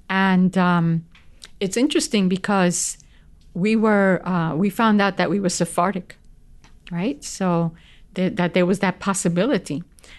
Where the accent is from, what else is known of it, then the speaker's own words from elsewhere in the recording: New York City, New York, United States; They came to New York. That's where they established themselves. And I grew up mainly in New York.